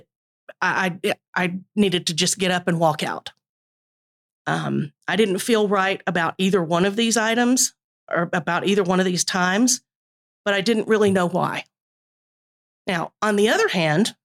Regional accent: East Tennessee, United States; I grew up in East Tennessee

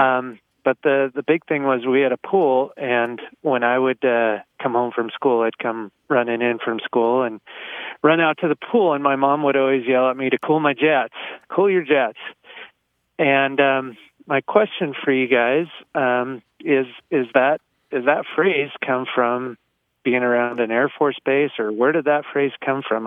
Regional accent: the high desert of California, United States; now in Utah, United States; I grew up in the uh, the high desert of California in the mid '70s

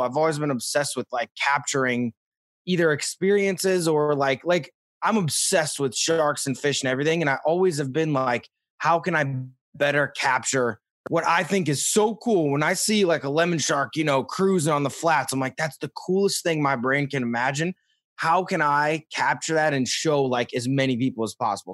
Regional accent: St. Louis, Missouri, United States; as a kid in Missouri, like, I, I grew up in Saint Louis

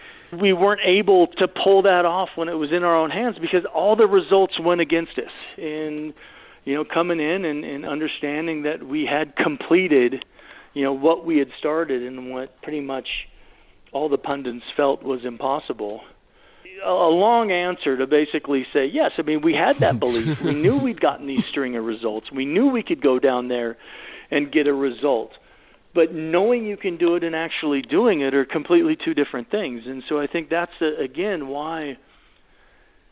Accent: United States; I'm American.

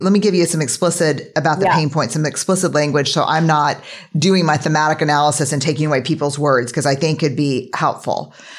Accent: Texas, United States; Because we're from Texas.

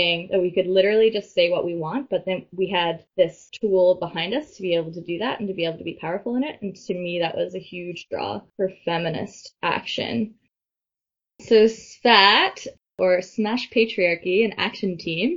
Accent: St. John's, Newfoundland and Labrador, Canada; moved away as an adult; also born or lived in Montreal; I moved home from Montreal. And my perspective really shifted. So I kind of made the choice to like stay here in St. John's

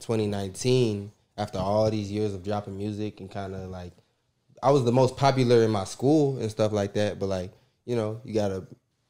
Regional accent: North Side, Georgia, United States; also born or lived in Democratic Republic of the Congo; Nah, I'm from the North Side, not Atlanta.

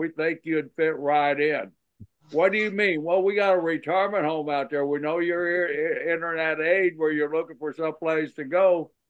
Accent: Oklahoma, United States; I'm from Oklahoma.

